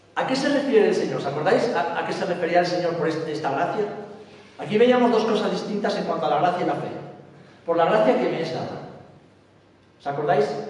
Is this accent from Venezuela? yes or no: no; Spain; vengo de España